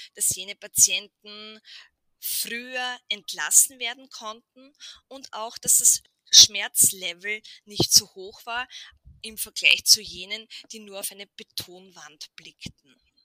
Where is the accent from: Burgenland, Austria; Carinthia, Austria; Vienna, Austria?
Burgenland, Austria; bei uns im Burgenland